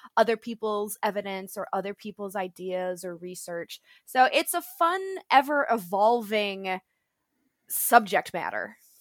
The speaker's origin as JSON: {"language": "English", "town": "Buffalo", "region": "New York", "country": "United States", "tie": "born or raised there", "moved": "as an adult", "said": "I was born and raised in Buffalo, New York"}